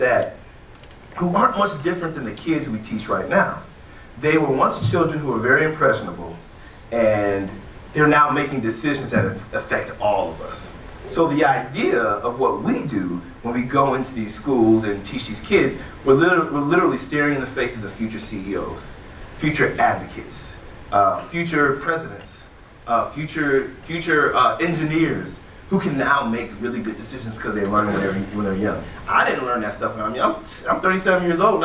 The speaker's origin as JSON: {"language": "English", "town": "East Cleveland", "region": "Ohio", "country": "United States", "tie": "born or raised there", "also_born_or_lived": "Aurora, Ohio", "said": "we moved from East Cleveland, like East 93rd"}